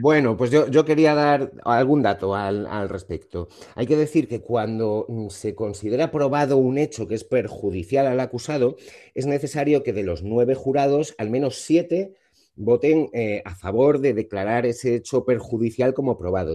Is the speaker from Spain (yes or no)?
yes; Spain; cómo somos los españoles